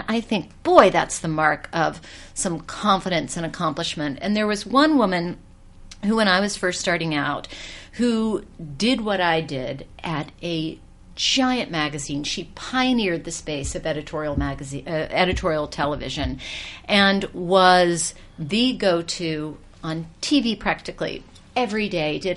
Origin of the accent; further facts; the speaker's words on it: Georgia, United States; now in New York City, United States; I grew up in Georgia